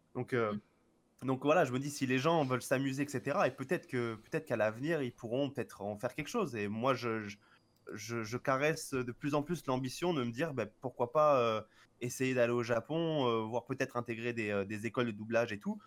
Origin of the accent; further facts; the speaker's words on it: France; en tant que français